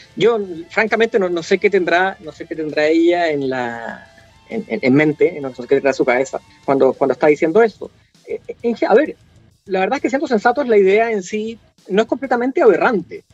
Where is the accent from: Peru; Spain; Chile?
Chile; nosotros hemos tenido como chilenos